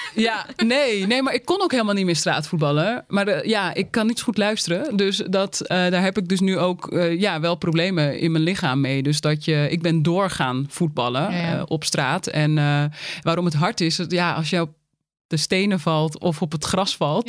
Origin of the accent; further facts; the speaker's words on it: Uithoorn, North Holland, Netherlands; ik kom uit Uithoren